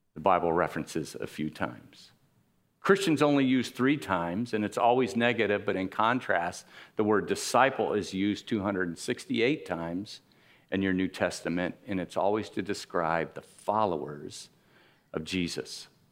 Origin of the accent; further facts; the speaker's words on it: Miami, Florida, United States; I grew up in Miami